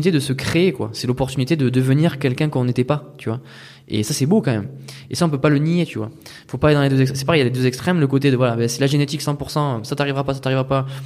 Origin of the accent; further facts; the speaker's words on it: France; moved away; Non, moi, j'étais que en France.